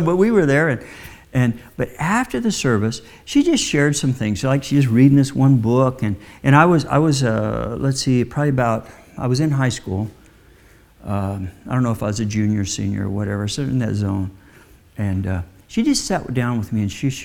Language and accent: English; Midwest, United States; I was raised in the Midwest